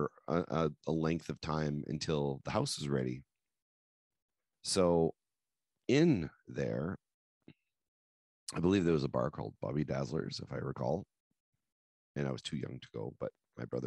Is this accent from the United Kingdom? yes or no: no; New Brunswick, Canada; we came from New Brunswick. So we're in a big town